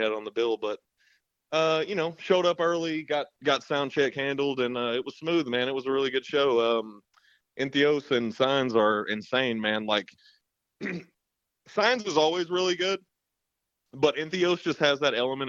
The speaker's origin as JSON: {"language": "English", "region": "Arkansas", "country": "United States", "said": "Me and most of the other guys are all from smaller parts of Arkansas as well"}